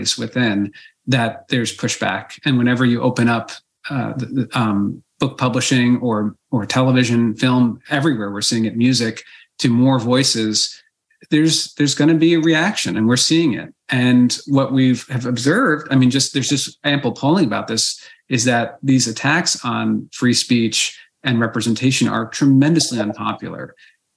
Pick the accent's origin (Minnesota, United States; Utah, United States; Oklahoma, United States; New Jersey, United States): New Jersey, United States; Basking Ridge; My hometown, growing up at Basking Ridge, New Jersey